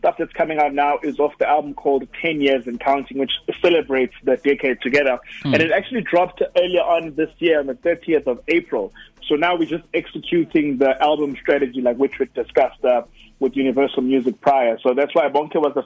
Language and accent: English; Durban, KwaZulu-Natal, South Africa; growing up in Durban, like in Montclair in Durban